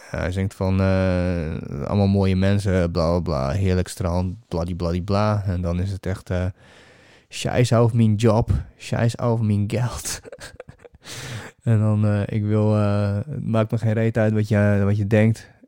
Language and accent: Dutch; Netherlands; nee, Holland